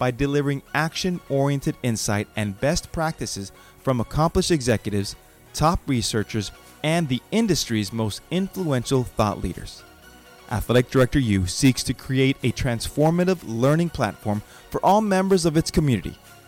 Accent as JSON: {"language": "English", "town": "Los Angeles", "region": "California", "country": "United States", "tie": "born or raised there", "said": "growing up in Los Angeles, I see a lot because everybody is from there, my family"}